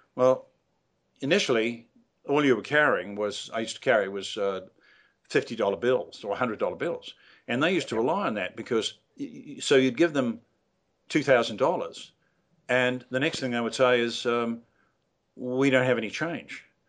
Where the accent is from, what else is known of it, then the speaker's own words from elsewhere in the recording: New Zealand; I'm an ex colonial just like you. And, uh, you know, I'm from New Zealand